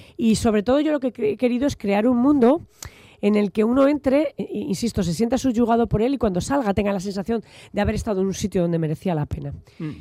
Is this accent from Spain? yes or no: yes; Logroño, La Rioja, Spain; also born or lived in Bilbao; yo nací en Logroño